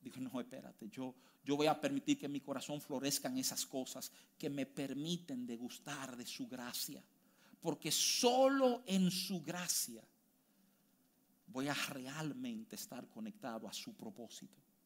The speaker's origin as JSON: {"language": "Spanish", "country": "United States", "tie": "born or raised there", "moved": "yes", "said": "yo me crié en los Estados Unidos"}